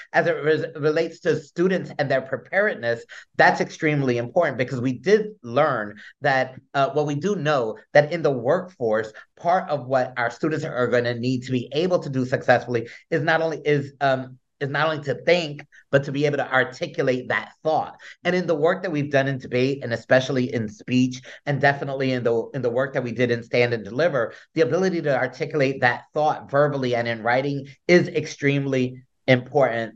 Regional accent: Newark, New Jersey, United States; although I was born in the South Ward, I, I grew up in the East Ward

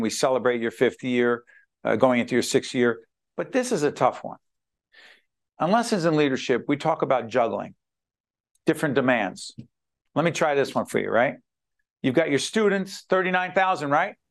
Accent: Newark, New Jersey, United States; the city of Newark, a uh, Brick City, my hometown

